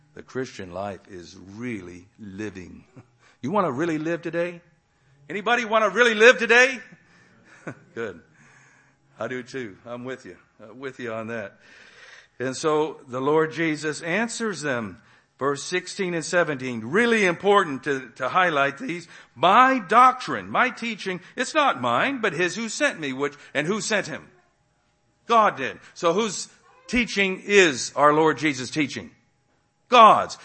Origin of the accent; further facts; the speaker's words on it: Texas, United States; also born or lived in Massachusetts; I was born in Massachusetts, but I was two years old when I came to Texas. So I'm not really a Texan by Texan's definition